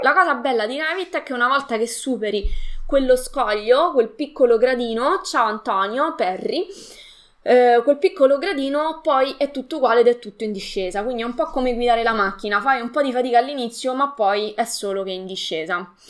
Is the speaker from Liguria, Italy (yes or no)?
no; Latina, Lazio, Italy; Io sono di Latina, al sud di Roma